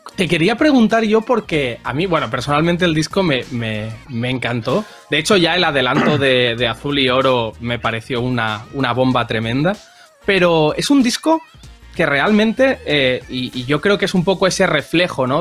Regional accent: Barcelona, Catalonia, Spain; yo soy del Forpi, que es un barrio del centro de Barcelona

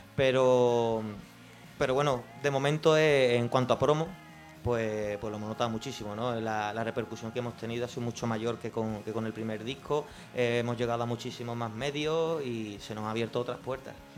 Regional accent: Jerez de la Frontera, Andalusia, Spain; yo soy de Jerez

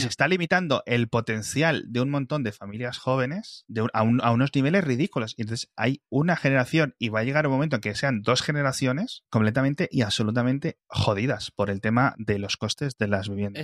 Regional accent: Bembibre or Ponferrada, Castile and León, Spain; moved away; de donde yo vengo. Y no estoy diciendo en mi pueblo de 50 habitantes, estoy hablando de Benvibre o Ponferrada

